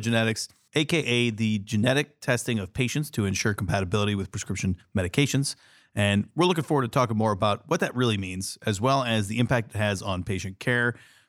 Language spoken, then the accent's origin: English; San Diego, California, United States; also born or lived in Yuma, Arizona; now in Columbus, United States; I grew up in San Diego, but spent time in Yuma.